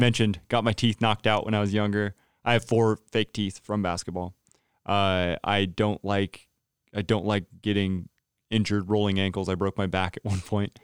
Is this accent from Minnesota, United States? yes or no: no; Turlock, California, United States; moved away as an adult; now in Santa Rosa, United States; Turlock, California, I was born and raised there.